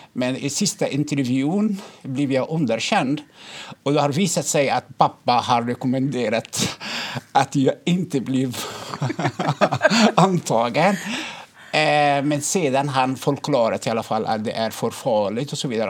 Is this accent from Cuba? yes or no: no; Egypt; now in Sweden; jag kommer från Egypten